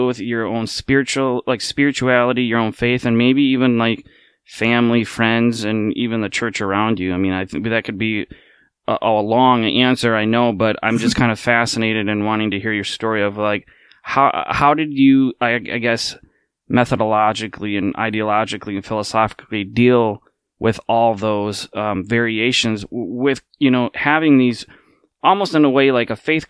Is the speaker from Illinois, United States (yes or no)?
no; Minnesota, United States; I'm from the Midwest. I'm from Minnesota